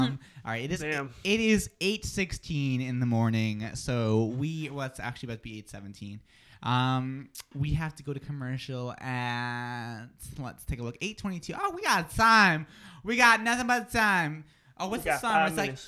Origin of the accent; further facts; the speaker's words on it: Boston, Massachusetts, United States; accent: Boston; I had Boston. To, in what I do, I had to legitimately take classes to work on my accent